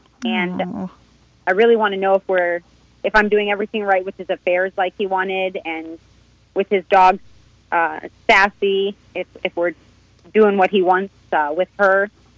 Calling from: Delray Beach, Florida, United States; I got my sisters, Chrissy and JJ, logged in. We're coming from Delray.

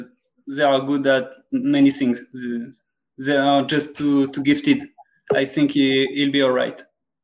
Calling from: Southwest, France; English is a second language; Southwest, close to Spain.

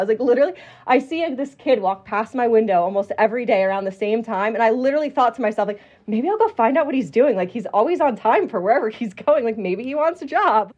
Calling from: Las Vegas, Nevada, United States; I'm calling from Las Vegas, Nevada, where I own a commercial cabinet company

